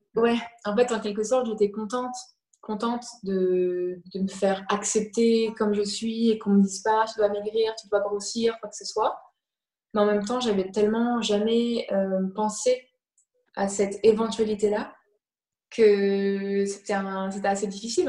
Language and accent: French; France; moved away as an adult; also born or lived in Canada / New York; je suis française, comme ça s'entend